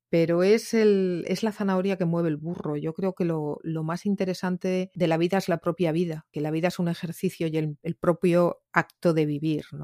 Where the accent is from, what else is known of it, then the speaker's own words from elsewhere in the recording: Catalonia, Spain; Me siento muy del Mediterráneo, me siento muy catalana, yo todavía me emociono cuando oigo la Santa Espina